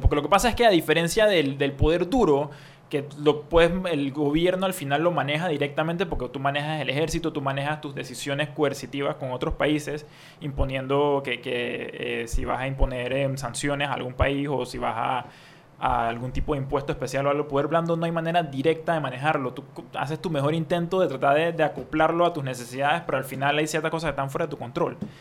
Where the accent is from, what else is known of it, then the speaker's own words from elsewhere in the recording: Panama; nuestra identidad como, como panameños